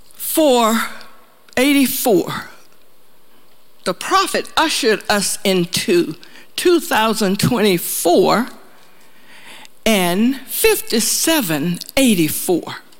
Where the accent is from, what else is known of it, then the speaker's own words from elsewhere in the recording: the South, United States; moved away; We're from the South